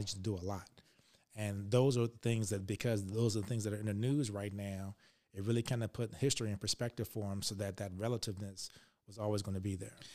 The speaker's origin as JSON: {"language": "English", "town": "Richmond", "region": "Virginia", "country": "United States", "tie": "born or raised there", "said": "I grew up in Richmond, Virginia"}